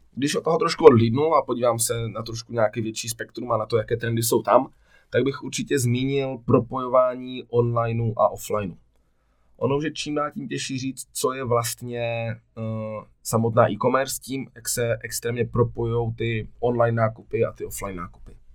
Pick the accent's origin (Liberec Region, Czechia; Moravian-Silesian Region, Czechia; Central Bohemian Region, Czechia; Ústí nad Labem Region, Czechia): Moravian-Silesian Region, Czechia; Ostrava; jsem z Ostravy